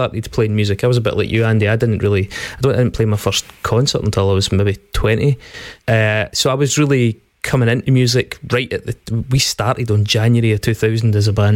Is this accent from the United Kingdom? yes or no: yes; Stirling, Scotland, United Kingdom; I was from Stirling in the centre of Scotland.